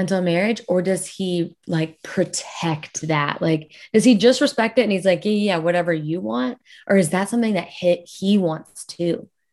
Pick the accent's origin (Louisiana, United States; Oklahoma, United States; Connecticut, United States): Louisiana, United States; South; I'll say that I am from Louisiana, like, South Louisiana.